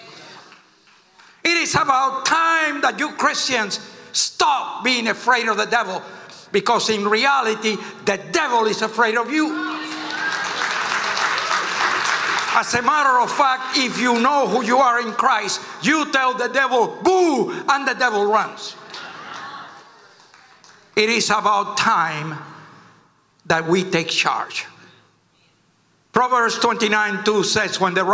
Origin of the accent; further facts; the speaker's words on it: Cuba; now in United States; I came from Cuba. I've seen communism firsthand